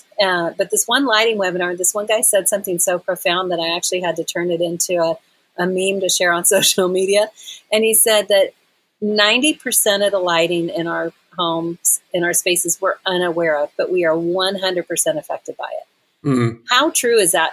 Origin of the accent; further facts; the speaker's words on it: Texas, United States; now in Asheville, United States; I'm originally from Texas, so Texas has always got my heart